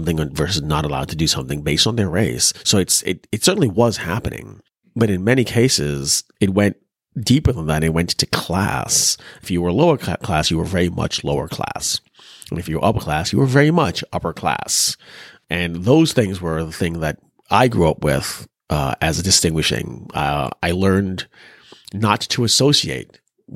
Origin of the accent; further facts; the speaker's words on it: Trinidad & Tobago; moved away; growing up in Trinidad, we didn't grow up with race as a distinguishing factor.